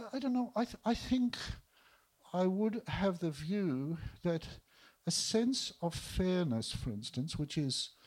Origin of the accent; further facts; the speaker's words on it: Melbourne, Victoria, Australia; I was born in East Melbourne